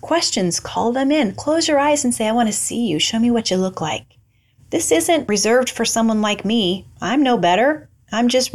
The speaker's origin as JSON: {"language": "English", "town": "Albia", "region": "Iowa", "country": "United States", "tie": "born or raised there", "moved": "as an adult", "said": "20 years I grew up in Albia"}